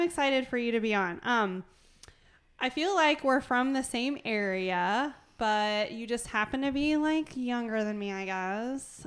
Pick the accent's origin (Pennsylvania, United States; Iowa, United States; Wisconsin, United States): Iowa, United States; Fruitland; I grew up in Fruitland